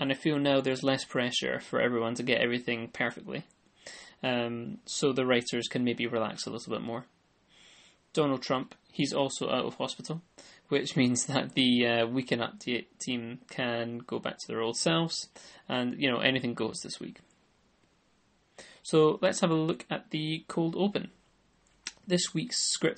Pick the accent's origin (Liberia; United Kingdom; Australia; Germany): United Kingdom; I'm a Brit